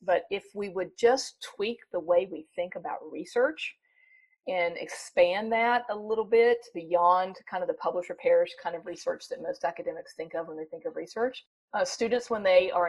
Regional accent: North Carolina, United States; accent: southern; I was raised in North Carolina. You probably hear a slight southern accent. I think it's slight, but when I go home, they think it's gone. Raised in North Carolina.

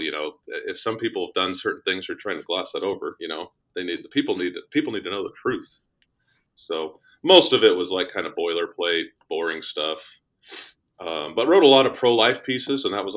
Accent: Colorado, United States; moved away as an adult; also born or lived in Washington, D.C. / Nebraska; now in Kansas City, United States; I grew up in Colorado, but went to college in Kansas City.

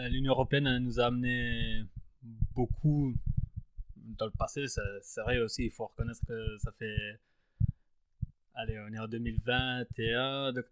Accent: France; normal, t'es italien, je suis français.

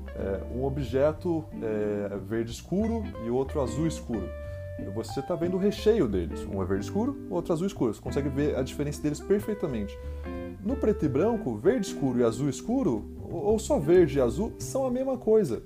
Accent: São Paulo, Brazil; eu sou de São Paulo

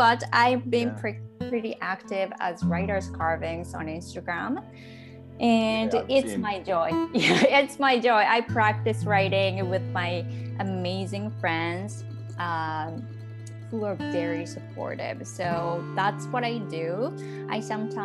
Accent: Japan; English is a second language; also born or lived in Kesennuma, Miyagi, Japan; I'm from Japan

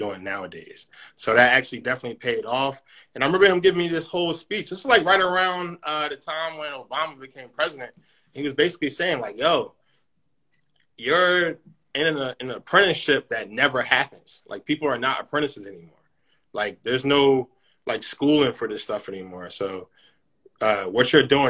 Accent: Philadelphia, Pennsylvania, United States; now in Sicklerville, United States; I'm originally from Philadelphia, PA. I now reside in Cyclaville, New Jersey

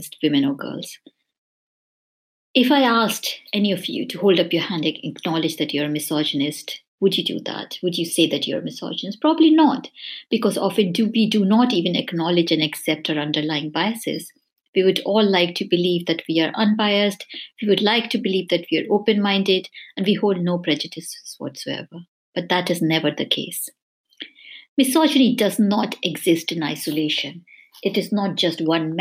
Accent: India; moved away as an adult; now in United Kingdom; I grew up in India, I was born there, but I've lived here in the UK for the last 20 years.

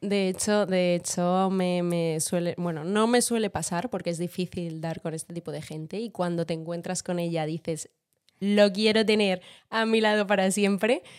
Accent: Madrid, Community of Madrid, Spain; also born or lived in Venezuela; yo nací en Venezuela, eh, pero llevo toda mi vida en Madrid, como podéis notar eh, por mi acento. No tengo, tengo cero acento venezolano

